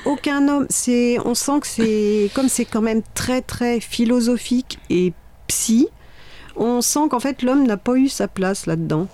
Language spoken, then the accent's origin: French; Sarthe, Pays de la Loire, France; je viens de la Sarthe